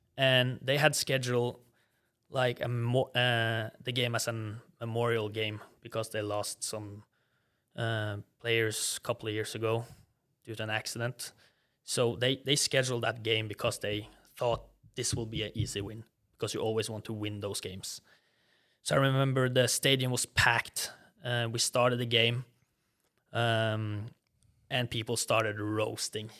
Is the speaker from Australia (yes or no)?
no; Norway; accent: Norwegian; English is a second language; moved away as an adult; also born or lived in Southern United States; I still have a pretty strong Norwegian accent